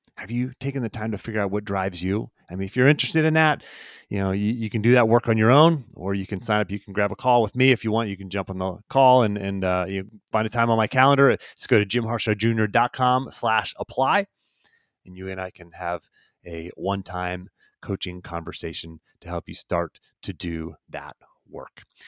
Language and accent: English; Pittsburgh, Pennsylvania, United States; I was raised in Pittsburgh